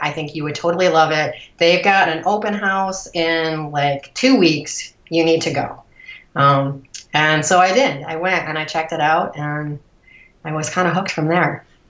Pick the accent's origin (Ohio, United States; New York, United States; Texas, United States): Ohio, United States; Cleveland; also born or lived in Columbus, Ohio; I grew up outside of Cleveland, a suburb of Cleveland.